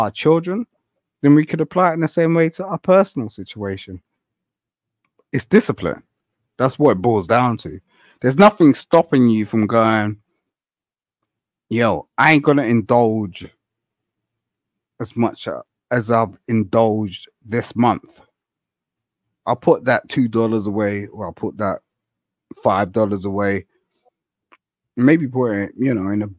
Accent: London, United Kingdom; I'm from London

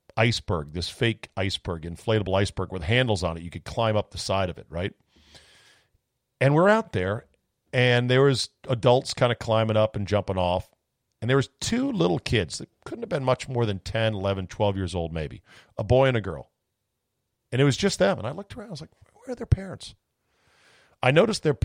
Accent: United States; as an American

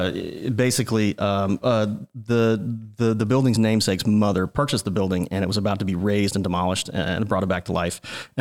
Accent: the Ozarks, Southwest Missouri, United States; now in Augusta, United States; I grew up in Southwest Missouri in the Ozarks, and, you know, my tenure in Augusta started in 2009 when I moved here.

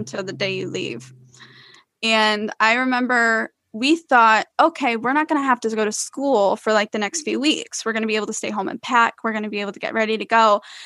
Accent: Iowa, United States; now in Florida, United States; I was born and raised in Iowa

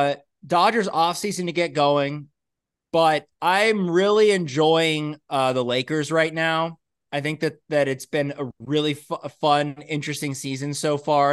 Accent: Los Angeles, California, United States; I grew up in Brentwood.

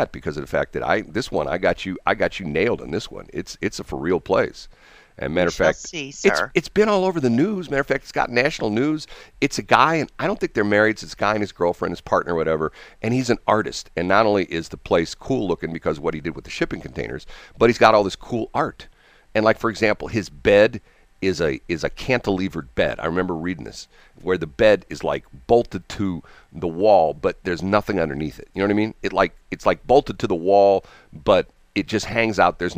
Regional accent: Missouri, United States; I'm from Missouri.

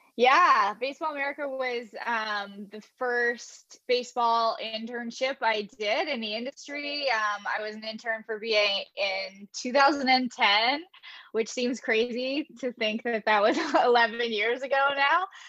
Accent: London, Ontario, Canada; I worked for an amateur program in my hometown in London, Ontario

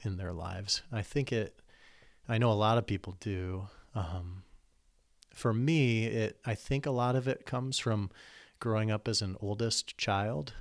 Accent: Iowa, United States; moved away as an adult; also born or lived in Chicago; now in Lansing, United States; I grew up in Iowa, in the country

